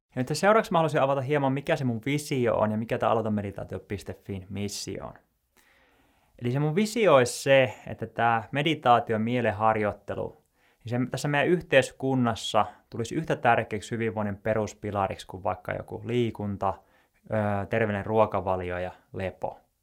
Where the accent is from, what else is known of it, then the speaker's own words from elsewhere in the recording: Joensuu, North Karelia, Finland; moved away as an adult; also born or lived in Tampere; mä oon Joensuusta kotoisin ja mä muutin tuonne Tampereelle sitten opiskelujen perässä